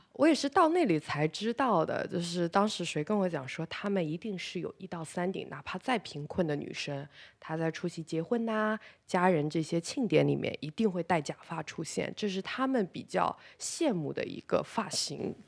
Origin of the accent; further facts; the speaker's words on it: China; 那我们作为中国人，本身也是在一个国际市场上比较弱势的群体。